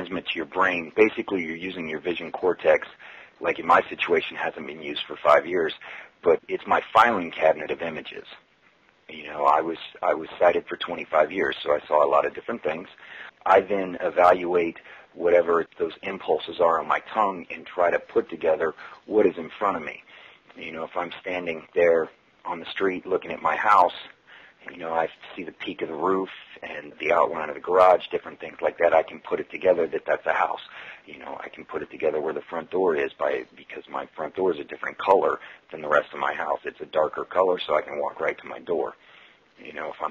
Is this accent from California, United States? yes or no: no; St. Petersburg, Florida, United States; also born or lived in Washington, D.C.; We just moved back to my hometown of St. Petersburg, Florida